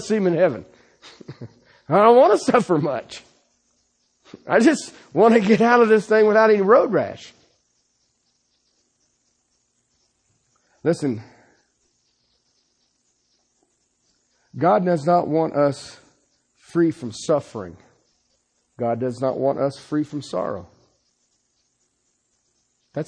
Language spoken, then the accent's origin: English; Ohio, United States; moved away; I'm from Ohio.